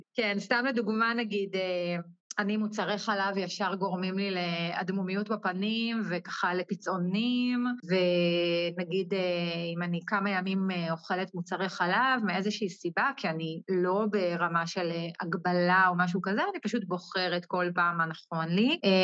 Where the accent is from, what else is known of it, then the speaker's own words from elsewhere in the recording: Ein HaMifratz, Northern District, Israel; אני מקיבוץ עין המפרץ, שזה בצפון.